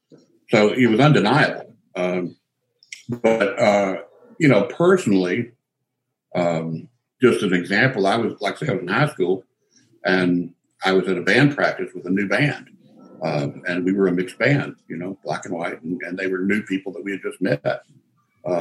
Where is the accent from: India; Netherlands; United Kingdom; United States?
United States; Memphis, Tennessee; moved away as an adult; also born or lived in New York; I grew up in Memphis